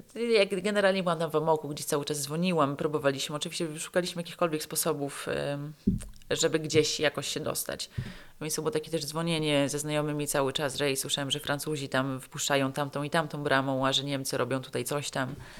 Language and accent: Polish; Poland; moved away as an adult; also born or lived in Afghanistan / Pakistan; ja tu jestem z Polski